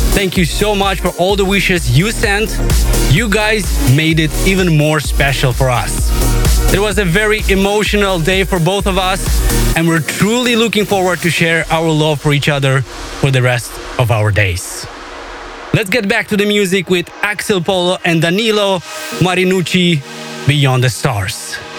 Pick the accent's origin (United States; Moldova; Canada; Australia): Moldova; my home country of Moldova